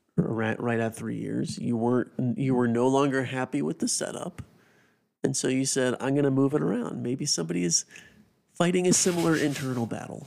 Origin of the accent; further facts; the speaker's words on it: South Carolina, United States; growing up in the Carolinas, not really big N F L fans because being from South Carolina